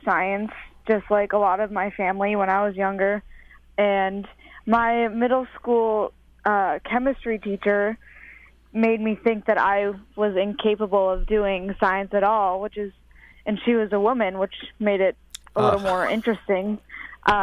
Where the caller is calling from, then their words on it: Boston, Massachusetts, United States; I'm calling from Berklee College of Music in Boston